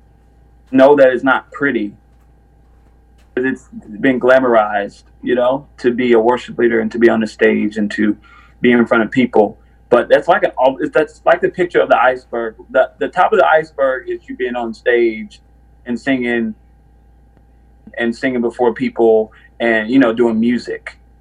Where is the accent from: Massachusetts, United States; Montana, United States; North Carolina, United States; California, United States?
North Carolina, United States; Winston-Salem; I'm from Winston-Salem, North Carolina